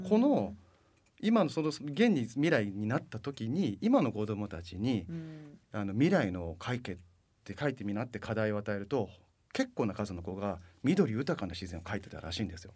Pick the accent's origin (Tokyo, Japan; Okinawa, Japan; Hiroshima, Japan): Tokyo, Japan; Tokyo residents, Japan; 僕ら東京都民